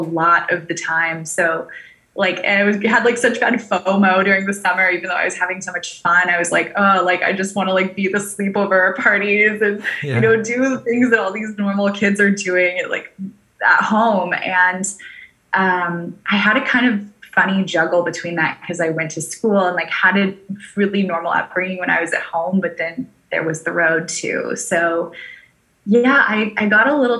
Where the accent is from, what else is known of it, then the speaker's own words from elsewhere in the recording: California, United States; also born or lived in Maui, Hawaii; now in Puerto Rico; I was actually raised primarily in California